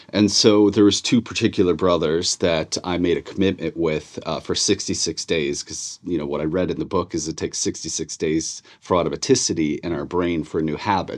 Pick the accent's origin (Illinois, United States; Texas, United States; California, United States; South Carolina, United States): Illinois, United States; Chicago; born and raised in Chicago